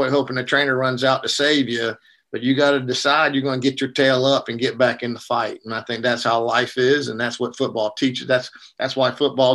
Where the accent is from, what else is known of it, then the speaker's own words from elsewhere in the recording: South Georgia, United States; now in North Carolina, United States; I was raised in South Georgia